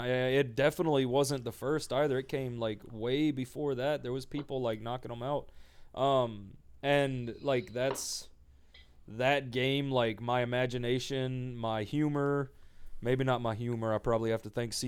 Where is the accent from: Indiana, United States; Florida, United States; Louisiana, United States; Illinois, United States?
Louisiana, United States; Ethel; I was born in Ethel, Louisiana, middle of nowhere, miles from fucking anybody or anything big